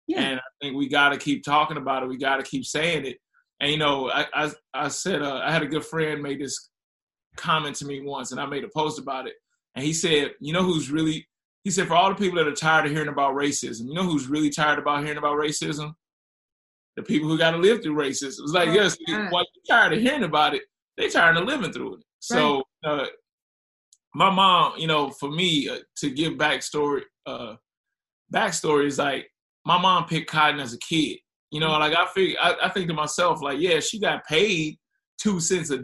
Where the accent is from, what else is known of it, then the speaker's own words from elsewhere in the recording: Ferguson, Missouri, United States; moved away; also born or lived in Miami; I grew up in Ferguson